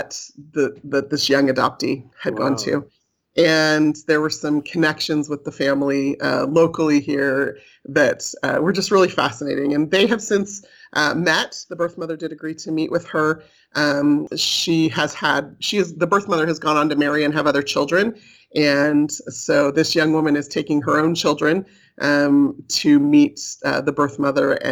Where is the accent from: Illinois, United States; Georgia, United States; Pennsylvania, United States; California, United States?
California, United States; moved away as an adult; now in Utah, United States; I was raised in California